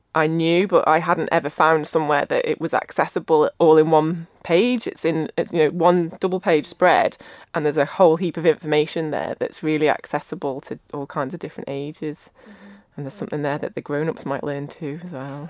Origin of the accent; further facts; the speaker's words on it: Ramsey, Isle of Man; I grew up in Ramsey. I did Manx dancing.